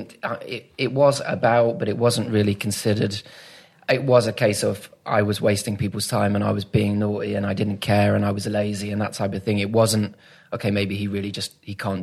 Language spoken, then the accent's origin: English; Manchester area, North West England, United Kingdom; also born or lived in St Albans, Hertfordshire; I was born in St Albans, so Hertfordshire. Mm. Dad's a lifelong Watford supporter, so we're from down that area. And then folks moved up here when I was 8 or 9